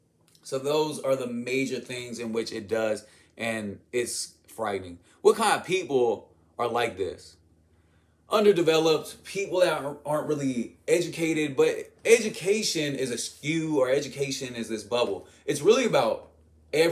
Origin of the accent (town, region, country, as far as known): United States